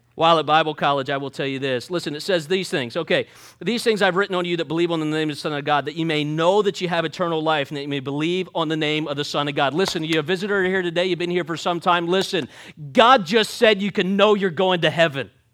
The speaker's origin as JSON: {"language": "English", "town": "Jersey Shore", "region": "Pennsylvania", "country": "United States", "tie": "born or raised there", "moved": "yes", "said": "I'm from Pennsylvania, Jersey Shore, Pennsylvania. So we grew up forty-five minutes away from Knobel's Grove"}